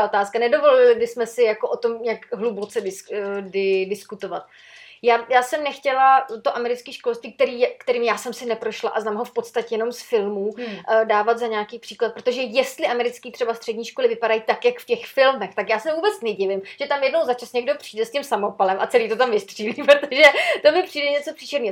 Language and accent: Czech; Sokolov, Karlovy Vary Region, Czechia; u nás v Sokolově